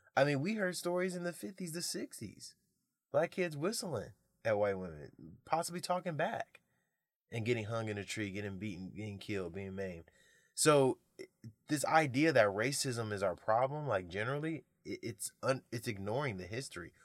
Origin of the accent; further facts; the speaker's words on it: United States; I am American